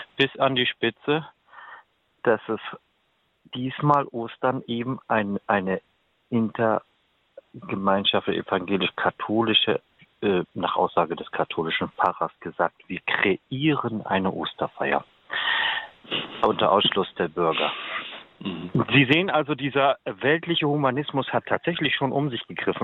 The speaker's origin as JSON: {"language": "German", "town": "Stade", "region": "Lower Saxony", "country": "Germany", "tie": "born or raised there", "moved": "yes", "said": "Stade ist mein Heimatort."}